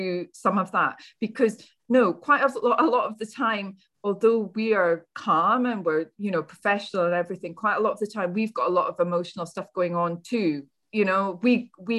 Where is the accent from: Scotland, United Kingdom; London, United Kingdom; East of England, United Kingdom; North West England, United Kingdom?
Scotland, United Kingdom; I'm Scottish